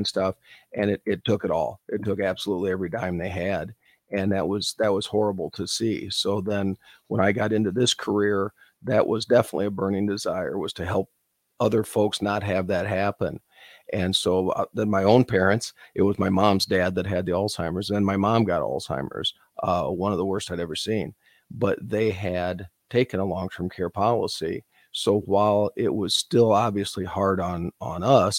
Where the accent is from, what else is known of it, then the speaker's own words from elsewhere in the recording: North Central Iowa, United States; moved away as an adult; also born or lived in Omaha, Nebraska; I grew up in North Central Iowa